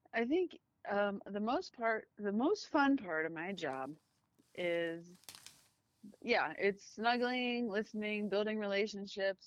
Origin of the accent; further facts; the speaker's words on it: United States; I am American